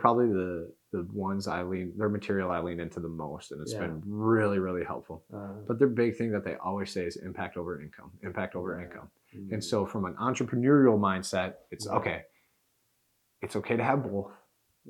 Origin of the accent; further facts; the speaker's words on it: Knoxville, Tennessee, United States; I was born in Knoxville, so I've been a UT fan my whole life